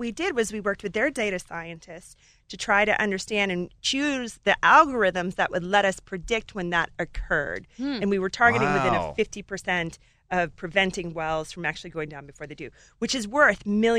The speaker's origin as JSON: {"language": "English", "region": "Alaska", "country": "United States", "tie": "born or raised there", "also_born_or_lived": "Colorado", "moved": "as an adult", "said": "So I grew up in Alaska in a gold mine."}